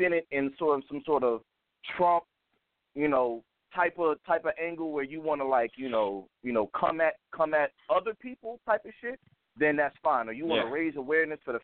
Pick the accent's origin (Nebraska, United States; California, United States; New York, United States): New York, United States; moved away; I'm from New York originally.